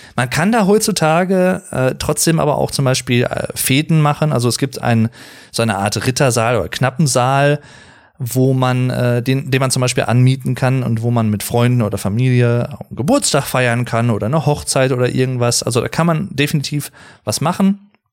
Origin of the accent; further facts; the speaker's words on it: Arnsberg, North Rhine-Westphalia, Germany; das Wahrzeichen meiner Gegend gewesen, seit meiner Kindheit im Prinzip